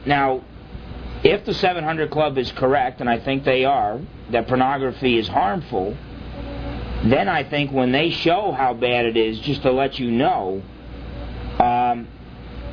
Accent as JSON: {"language": "English", "region": "New Jersey", "country": "United States", "tie": "born or raised there", "said": "I grew up in New Jersey"}